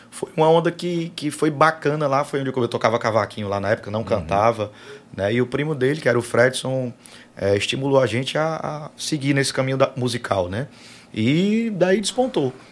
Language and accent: Portuguese; Fortaleza, Ceará, Brazil; also born or lived in Itapipoca; Sou cearense, né? Sou de, de Fortaleza.